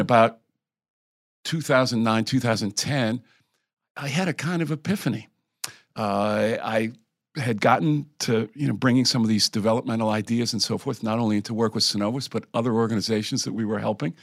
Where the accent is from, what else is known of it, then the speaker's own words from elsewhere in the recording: Connecticut, United States; moved away; I'm from the Northeast, originally from Connecticut